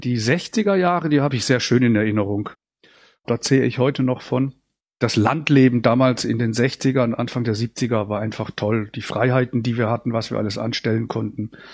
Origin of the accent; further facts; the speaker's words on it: St. Peter, Baden-Württemberg, Germany; now in Sauerland, Germany; da bin ich aufgewachsen mit drei Brüdern auf dem Land in dem kleinen Dorf